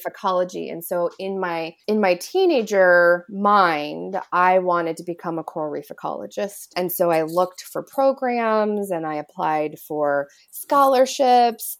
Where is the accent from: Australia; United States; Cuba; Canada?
United States; Illinois; moved away; I grew up, I'm from Illinois